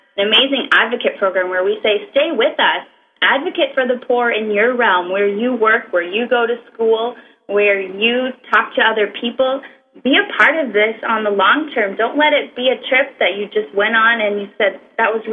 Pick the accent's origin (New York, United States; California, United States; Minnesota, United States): Minnesota, United States; I grew up in Minnesota